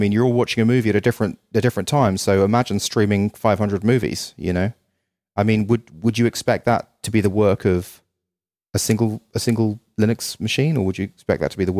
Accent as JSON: {"language": "English", "country": "Ireland", "also_born_or_lived": "England", "lives_now": "United States", "said": "And I'm from Ireland and England, but having spent 3 years in America, I really appreciate America so much more now after going back to those countries in the cold winter."}